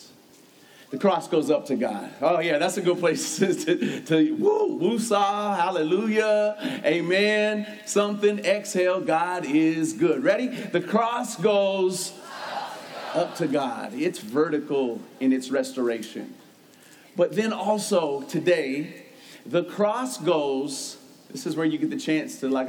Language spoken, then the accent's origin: English; United States; I'm an American.